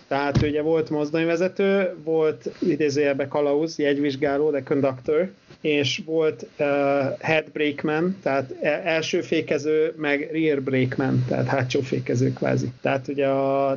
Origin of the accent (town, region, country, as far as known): Hungary